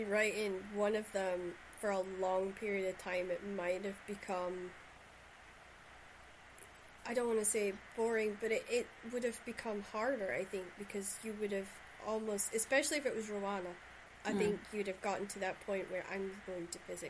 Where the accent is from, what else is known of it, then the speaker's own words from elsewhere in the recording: Shetland, Scotland, United Kingdom; accent: Shetland; when I go back to Shetland, everybody teases me because I can't get my Shetland accent right at all.